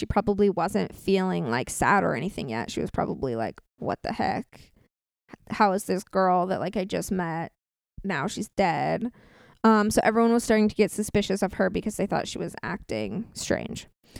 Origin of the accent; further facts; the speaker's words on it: Orange County, California, United States; My brother works there. We're from Orange County.